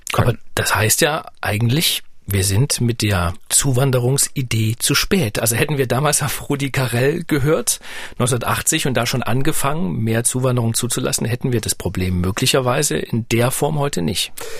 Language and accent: German; East Germany, Germany; ich bin ja nun ostdeutsch, äh, sozialisiert